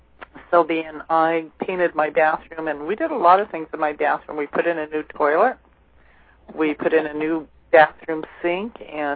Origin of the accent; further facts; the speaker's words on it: California, United States; moved away as an adult; now in Maine, United States; I was born and raised in California.